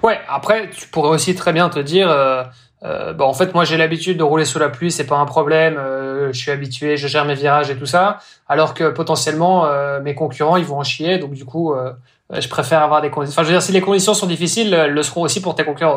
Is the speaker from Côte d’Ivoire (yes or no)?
no; Belgium; now in Brittany, France; je suis belge